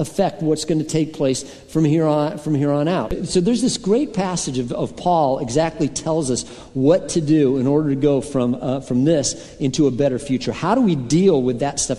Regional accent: Colorado, United States; a lot of my friends growing up in Colorado were rock climbers

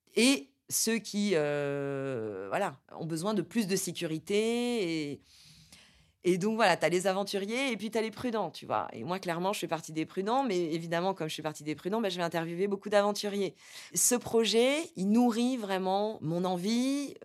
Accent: Corsica, France; now in Paris, France; moi, je suis moitié italienne, euh, j'ai grandi en Corse

